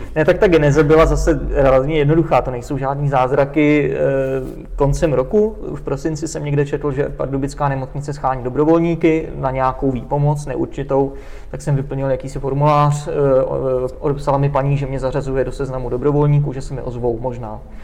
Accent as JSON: {"language": "Czech", "country": "Czechia", "also_born_or_lived": "Brno", "said": "my jsme Češi"}